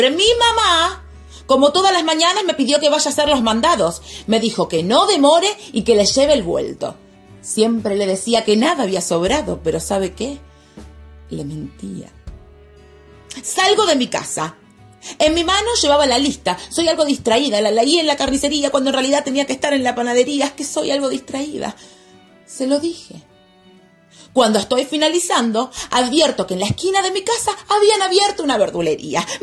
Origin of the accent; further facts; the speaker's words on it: Munro, Buenos Aires Province, Argentina; Sí, sí, yo soy de Munro. Bueno, Munro siempre fue un barrio muy tranquilo. De esos barrios con perfil bajo.